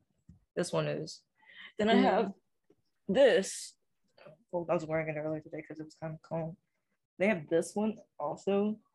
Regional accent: Alabama, United States; Me? I'm from Alabama.

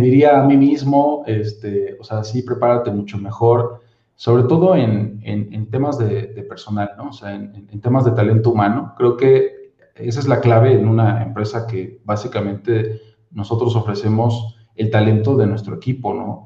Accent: Mexico

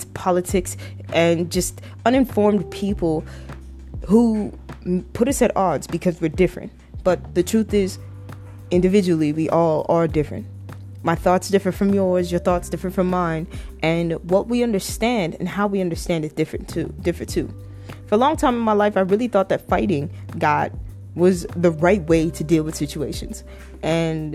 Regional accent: Toronto, Ontario, Canada; I was raised in Toronto, Canada.

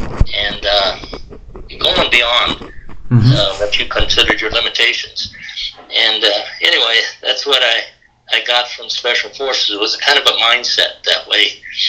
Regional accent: Miles City, Montana, United States; moved away; I was raised in Miles City, Montana, and it was a great place to get raised because there was a lot of history there

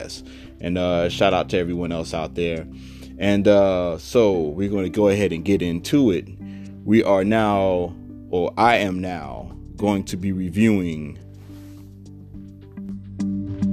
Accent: Savannah, Georgia, United States; moved away; my hometown of Savannah, GA

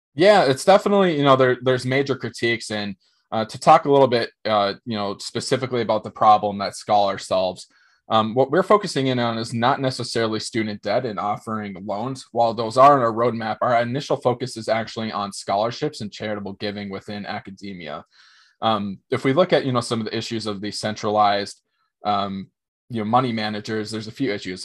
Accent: Minnesota, United States; also born or lived in Fargo, North Dakota; born and raised in Minnesota, grew up in a very small town

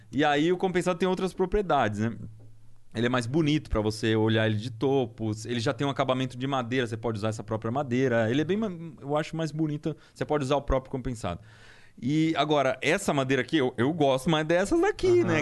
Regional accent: Piedade, São Paulo, Brazil; moved away; eu vim de Piedade lá. Piedade é Mata Atlântica, tem uns lugares muito bonitos

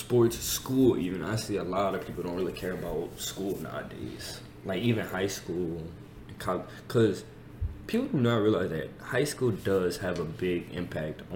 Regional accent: Thibodaux, Louisiana, United States; We come from Thibodaux High.

